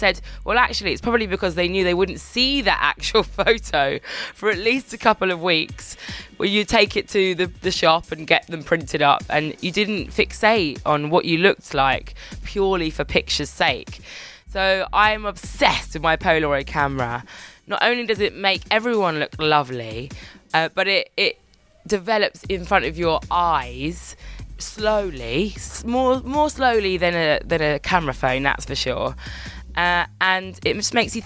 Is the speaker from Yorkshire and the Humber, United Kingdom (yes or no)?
no; Birmingham, West Midlands, United Kingdom; I was born in Birmingham